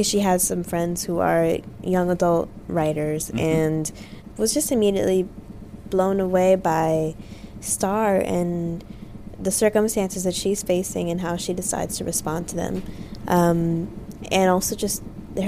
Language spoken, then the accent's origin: English; Los Angeles, California, United States; I grew up in South Los Angeles